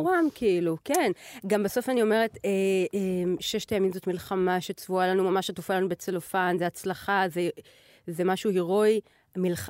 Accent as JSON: {"language": "Hebrew", "country": "Israel", "said": "אנחנו כישראלים"}